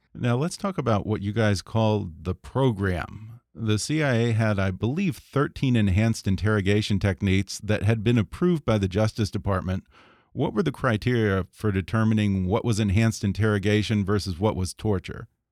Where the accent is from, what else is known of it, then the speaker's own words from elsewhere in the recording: United States; also born or lived in Texas / California; Growing up in Texas and California